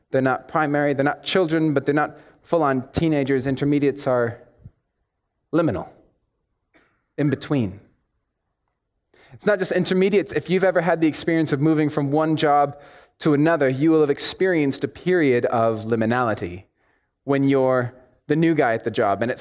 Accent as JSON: {"language": "English", "country": "United States", "accent": "American", "said": "here my accent sounds blazingly, harshly American, and for that I apologize. But when I go back to the States, it sounds weird and muddled and confusing to them."}